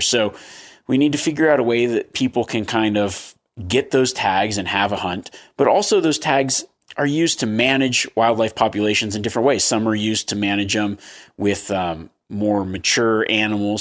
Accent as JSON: {"language": "English", "region": "Nevada", "country": "United States", "tie": "born or raised there", "said": "Growing up in the state of Nevada"}